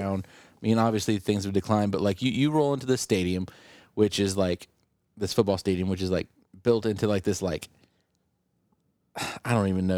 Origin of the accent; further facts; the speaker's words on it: Mason County, near Point Pleasant, West Virginia, United States; where I grew up in Mason County is, is considered the Bendaria